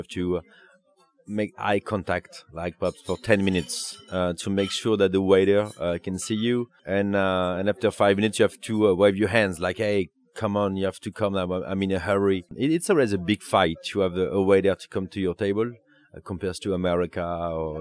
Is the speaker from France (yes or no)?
yes; Bordeaux, Nouvelle-Aquitaine, France; now in Paris, France; I'm from Bordeaux